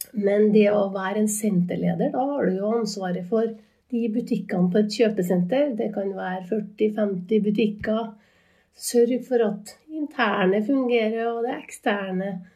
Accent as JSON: {"language": "Norwegian", "town": "Inderøy", "region": "Trøndelag", "country": "Norway", "tie": "born or raised there", "moved": "as an adult", "lives_now": "Trondheim, Norway", "said": "jeg vokste opp eh, på Underøya nærmere Sandvollan, eller Gangstadhaugen, sånn å komme akkurat der jeg vokste opp. Og jeg er en inntrønder"}